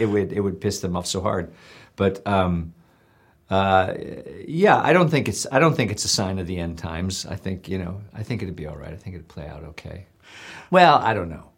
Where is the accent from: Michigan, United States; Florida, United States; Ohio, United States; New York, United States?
Ohio, United States; Parma; I'm working class from Parma, Ohio